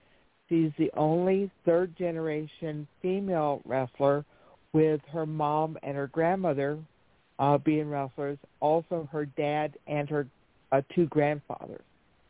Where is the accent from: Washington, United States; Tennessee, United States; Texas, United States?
Texas, United States; Lubbock; I was born and raised in Lubbock, Texas. I actually went to the same high school as Buddy Holly